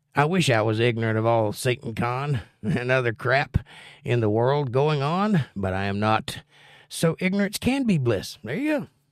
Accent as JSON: {"language": "English", "country": "United States", "said": "I'm an American"}